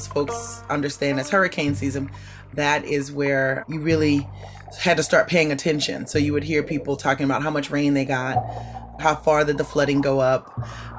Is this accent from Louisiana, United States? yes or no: yes; Bayou Liberty, Louisiana, United States; I grew up in Bayou Liberty, just north of New Orleans in the bayou